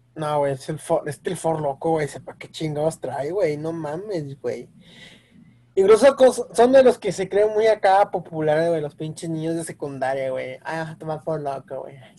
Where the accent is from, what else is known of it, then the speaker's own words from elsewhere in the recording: Mexico; como buen mexicano